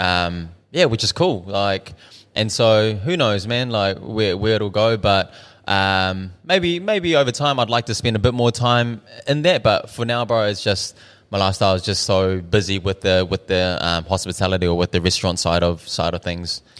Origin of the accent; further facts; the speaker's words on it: Auckland, New Zealand; also born or lived in Dunedin; I was born in Dunedin. At one year old, we moved up to Auckland. Um, so I pretty much grew up South Auckland my whole life.